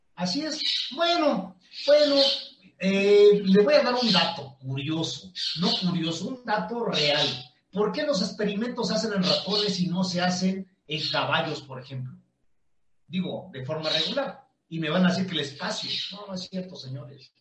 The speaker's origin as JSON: {"language": "Spanish", "country": "Mexico", "said": "los mexicanos no estamos informados"}